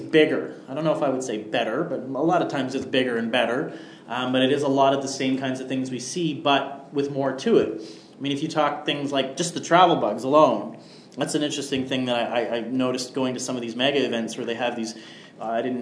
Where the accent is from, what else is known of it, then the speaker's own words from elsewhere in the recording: Riverview, New Brunswick, Canada; now in Moncton, Canada; we're both from Riverview